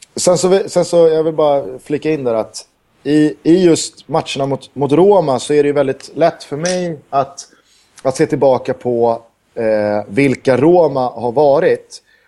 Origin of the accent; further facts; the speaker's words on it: Sweden; jag är svensk